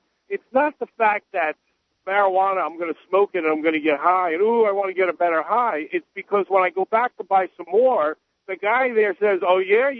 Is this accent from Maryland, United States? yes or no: no; New York City, New York, United States; now in Delaware, United States; I'm from New York City